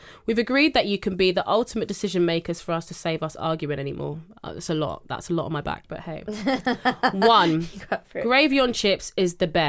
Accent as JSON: {"language": "English", "region": "London", "country": "United Kingdom", "said": "I'm from London."}